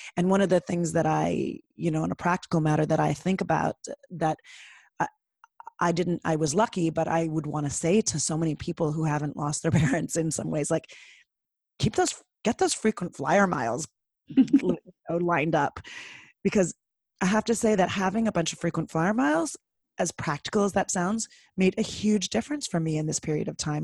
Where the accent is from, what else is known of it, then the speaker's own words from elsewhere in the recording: Toronto, Ontario, Canada; I grew up in Toronto